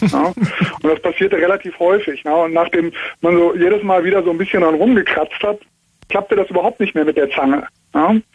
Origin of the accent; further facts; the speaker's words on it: Cologne, North Rhine-Westphalia, Germany; now in Munich, Germany; Ja, ich komme eigentlich aus Köln, das wäre noch weiter, aber bin hier in der Diaspora in München.